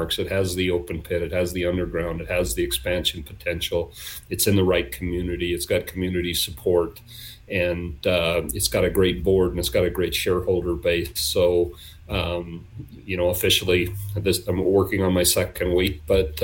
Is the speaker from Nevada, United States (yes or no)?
yes; Nevada, United States; I was born and raised in Nevada